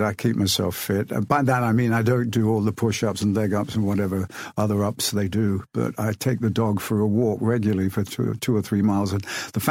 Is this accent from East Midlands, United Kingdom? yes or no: yes; Rothwell, East Midlands, United Kingdom; I grew up in a small town called Rothwell, which is in Northamptonshire